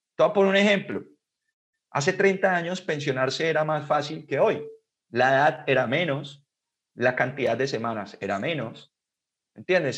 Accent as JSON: {"language": "Spanish", "country": "Colombia", "said": "acá en mi país"}